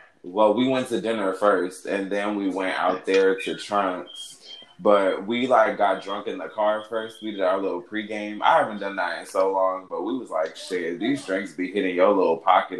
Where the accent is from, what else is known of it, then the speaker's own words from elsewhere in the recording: Los Angeles, California, United States; I'm 26. I'm from Los Angeles, born and raised.